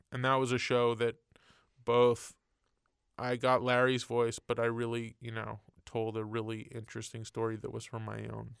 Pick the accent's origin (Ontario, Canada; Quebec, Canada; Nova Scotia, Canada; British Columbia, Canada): Quebec, Canada; Montreal; moved away; I grew up in Canada and Montreal, and in the eighties